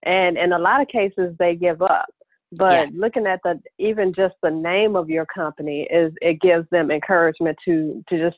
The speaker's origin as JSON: {"language": "English", "town": "Chicago", "region": "Illinois", "country": "United States", "moved": "yes", "said": "I'm originally from Chicago"}